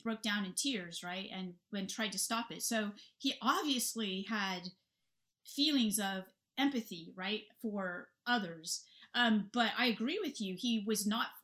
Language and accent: English; Silicon Valley, California, United States; I'm from California in the Silicon Valley region